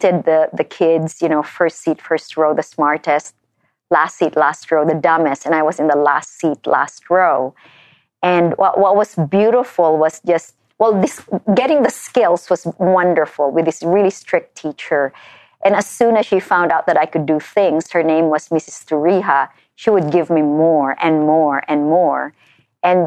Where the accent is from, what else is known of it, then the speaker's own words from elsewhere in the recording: Philippines; moved away as an adult; now in United States; I came here as a Filipino